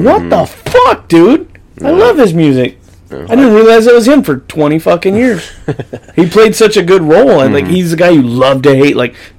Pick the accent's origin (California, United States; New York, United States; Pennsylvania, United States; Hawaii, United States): California, United States; accent: Okie; I was born and raised in California. My Okie's just, like, oozing its way out once in a while.